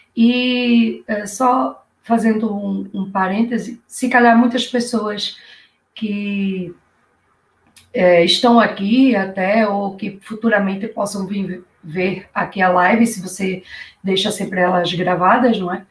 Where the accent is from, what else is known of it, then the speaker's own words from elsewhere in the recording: Recife, Pernambuco, Brazil; moved away as an adult; also born or lived in Rio de Janeiro, Brazil; now in Portugal; eu sou de Recife, Pernambuco, pernambucana, né? e já estou aqui em Portugal há 14 anos.